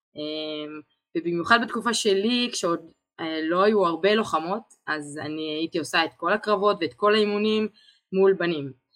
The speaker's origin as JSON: {"language": "Hebrew", "country": "Israel"}